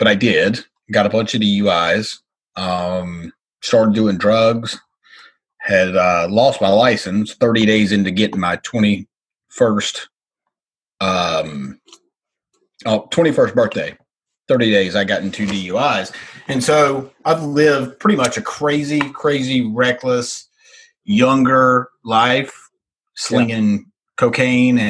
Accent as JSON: {"language": "English", "region": "North Carolina", "country": "United States", "tie": "born or raised there", "also_born_or_lived": "Charlotte, North Carolina / Las Vegas", "moved": "yes", "said": "I'm from Mayberry. So literally from a little bitty itty bitty town, like that was on like the Andy Griffith Show. That's where I grew up"}